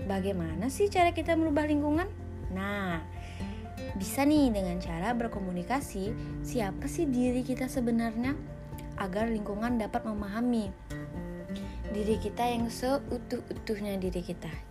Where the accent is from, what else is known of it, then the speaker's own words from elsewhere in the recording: Kalimantan, Indonesia; now in Bandung, Indonesia; aku dari Kalimantan yang otomatis lingkungannya hampir 100% berbeda dengan lingkungan Bandung dimana lingkungan Kalimantan itu orangnya agak-agak kasar ya ngomong aja agak-agak keras gitu